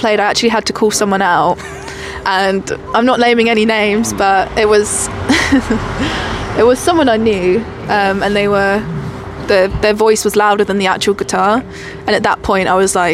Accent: Colchester, East of England, United Kingdom; moved away as an adult; also born or lived in Manchester; I'm from Colchester and I know it

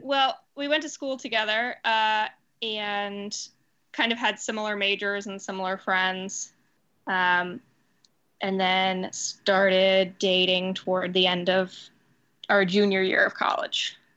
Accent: Seattle, Washington, United States; moved away as an adult; also born or lived in Pittsburgh; now in New York, United States; I'm living in New York now, working in theater here. Uh, I, I'm from Seattle

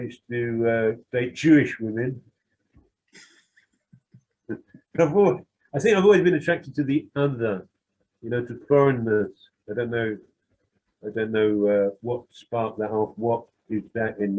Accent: London, United Kingdom; I'm some white working class bloke who comes from a bit of a criminal background in the East End

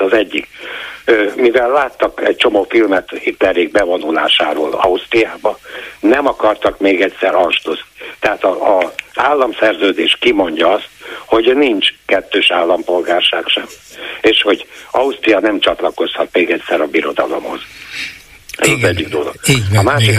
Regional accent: Transylvania, Romania; now in Hungary; Én erdélyi vagyok hazajárok rendszeresen

